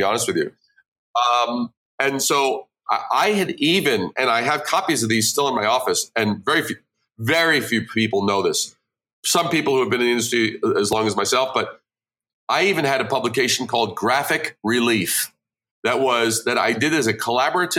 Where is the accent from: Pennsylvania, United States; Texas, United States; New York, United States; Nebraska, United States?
New York, United States; New York City; moved away as an adult; also born or lived in Brooklyn / Long Island / Manhattan; now in Midwest, United States; I born in Brooklyn, raised in Queens, then a little bit on Long Island, and then I moved to Manhattan